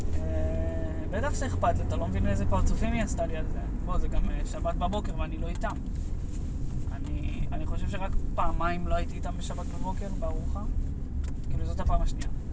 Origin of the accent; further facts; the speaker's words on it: Israel; accent: Israeli; יש לי כאילו מבטא של ישראלי מסריח